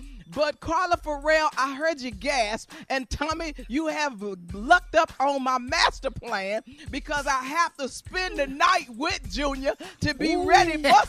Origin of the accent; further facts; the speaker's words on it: Chicago, Illinois, United States; I grew up in Chicago